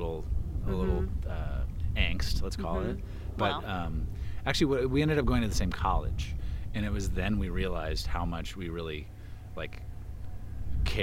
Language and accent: English; Tacoma, Washington, United States; I'm from Tacoma, Washington.